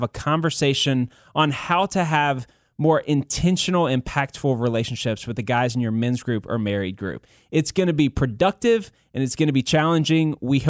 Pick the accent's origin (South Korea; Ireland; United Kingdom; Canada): South Korea; born there; No, I was born in South Korea.